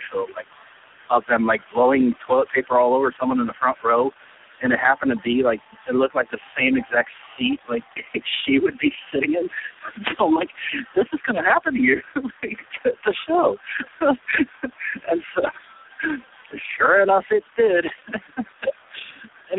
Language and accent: English; Columbus, Ohio, United States; I'm from Ohio